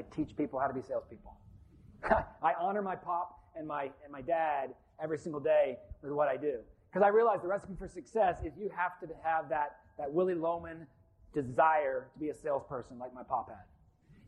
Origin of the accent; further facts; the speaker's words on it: Columbus, Ohio, United States; moved away as an adult; also born or lived in Billings, Montana / Gainesville, Florida / Brooksville, Florida; I'm from Billings, Montana, but I grew up in Columbus, Ohio